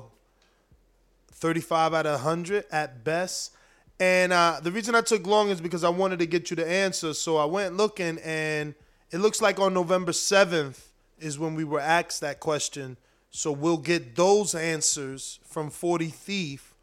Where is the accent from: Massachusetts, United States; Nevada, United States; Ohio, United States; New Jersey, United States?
New Jersey, United States; Newark; also born or lived in South Florida; now in Florida, United States; I'm from Newark. I'm out here in Florida, and I'm in South Florida